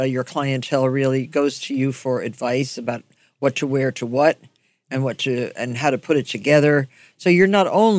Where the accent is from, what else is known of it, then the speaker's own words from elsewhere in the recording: New Jersey, United States; we're both from New Jersey